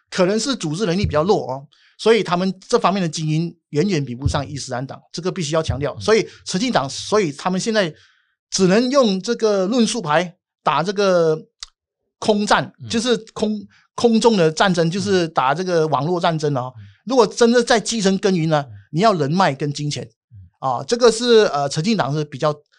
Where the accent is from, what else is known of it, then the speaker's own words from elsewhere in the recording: Malaysia; 我们马来西亚教义制度所教导的